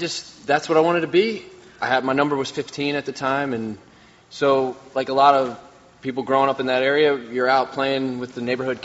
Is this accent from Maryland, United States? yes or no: yes; Maryland, United States; growing up in Maryland